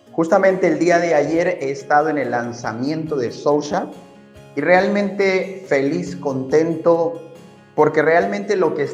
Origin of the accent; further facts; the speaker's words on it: Ecuador; Soy de Ecuador